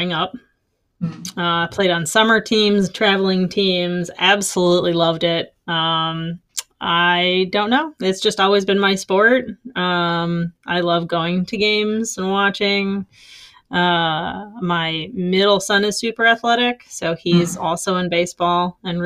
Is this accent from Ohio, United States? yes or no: yes; Ohio, United States; growing up in Ohio. And now I live semi close to Toledo